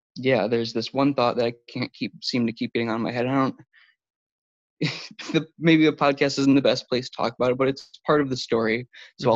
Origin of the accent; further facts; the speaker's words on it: Buffalo, New York, United States; I'm from Buffalo, New York